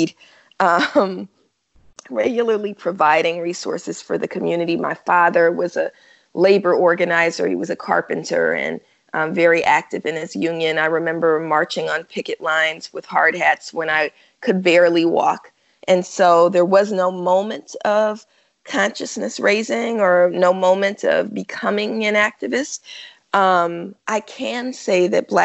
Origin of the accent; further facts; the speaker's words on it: Oakland, California, United States; I'm from Oakland, California, and I was born in the 70s, even though that still makes me 29, right? but, you know, being raised in what's, you know, most of us in Oakland call the Panther Cub generation